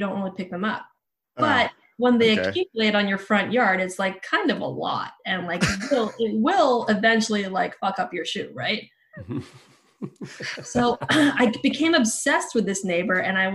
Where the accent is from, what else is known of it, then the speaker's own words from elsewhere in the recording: Bay Area, California, United States; also born or lived in Philippines / New Zealand; now in Los Angeles, United States; where I grew up in the Bay Area, I lived in a court in a suburb